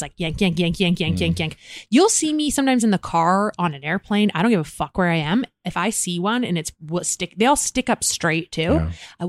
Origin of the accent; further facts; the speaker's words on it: United Kingdom; Because I'm British.